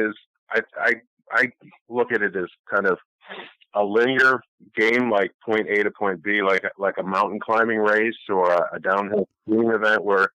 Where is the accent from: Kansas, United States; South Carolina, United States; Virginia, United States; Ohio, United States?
Ohio, United States; Ashland; moved away as an adult; also born or lived in Cleveland, Ohio; now in Buffalo, United States; I was born in Cleveland, Ohio, and grew up in Ohio in a small town called Ashland